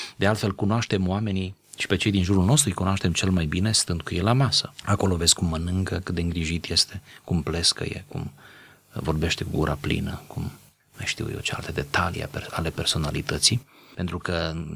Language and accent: Romanian; Romania; noi doi suntem români